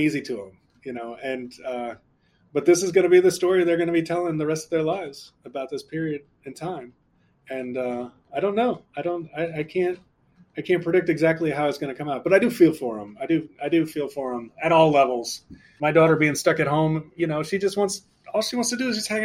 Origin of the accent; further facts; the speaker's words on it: New Orleans, Louisiana, United States; moved away; When I was a kid growing up in New Orleans